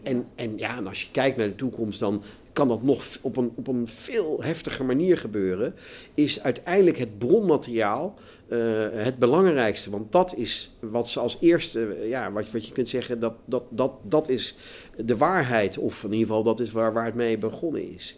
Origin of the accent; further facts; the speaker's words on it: Netherlands; wij in Nederland